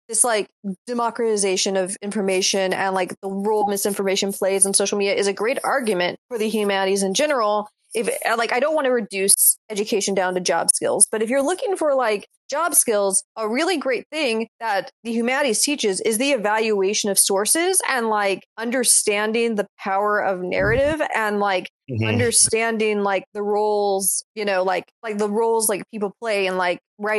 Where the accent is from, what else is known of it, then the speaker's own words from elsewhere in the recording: the South, United States; I'm from the South